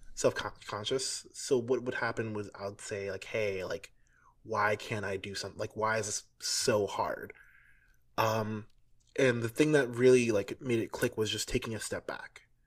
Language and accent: English; New York City, New York, United States; moved away; I'm from New York City, but I didn't live here for a long time